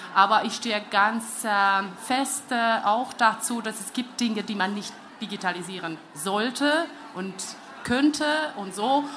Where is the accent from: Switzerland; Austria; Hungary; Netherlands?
Hungary; German is a second language; now in Germany; ich bin Ungarin, lebe in Deutschland